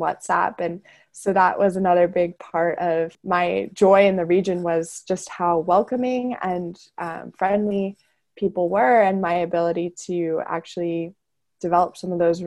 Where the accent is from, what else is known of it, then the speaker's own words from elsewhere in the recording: Wheaton, Illinois, United States; moved away; I am originally from Wheaton, Illinois, which is a suburb of Chicago